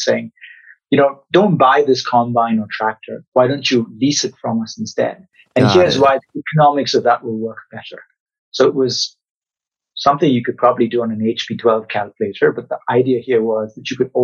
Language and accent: English; Mumbai, Maharashtra, India; I grew up in Mumbai